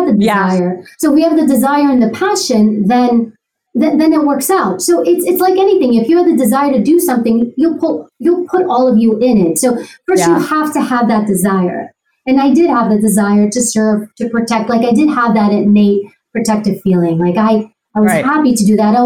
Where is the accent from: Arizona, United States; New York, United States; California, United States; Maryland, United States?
New York, United States; New York City; I grew up in Queens. I grew up in New York.